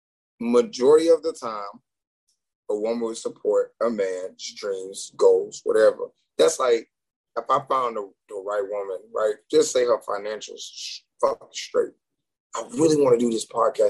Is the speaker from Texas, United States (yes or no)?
yes; Houston, Texas, United States; I'm from Houston